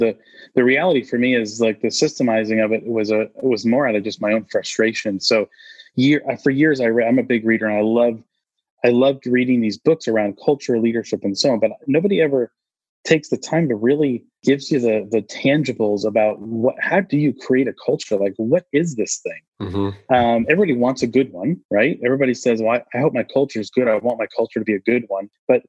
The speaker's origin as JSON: {"language": "English", "town": "Austin", "region": "Texas", "country": "United States", "said": "I'm from Austin here, and so we refer to the Alamo quite a bit."}